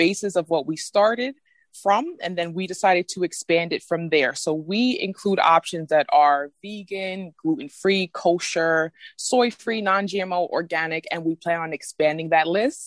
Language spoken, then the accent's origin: English; New York City, New York, United States; I'm also co-founder and owner of VegMe LLC, and I am from Brooklyn, New York.